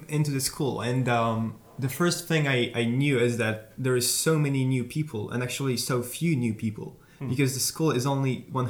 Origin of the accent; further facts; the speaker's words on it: Warsaw, Masovian Voivodeship, Poland; I am from Warsaw.